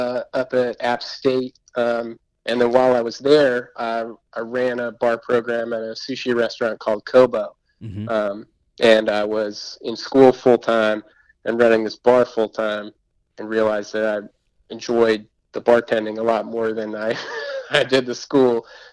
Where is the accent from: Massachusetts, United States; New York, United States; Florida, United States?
Massachusetts, United States; also born or lived in Berkshire County, Massachusetts / Boston, Massachusetts / Somerville, Massachusetts; now in Asheville, United States; I grew up in Massachusetts, graduated college out in Berkshire County, out in Western Mass in the mountains, and then moved to Boston.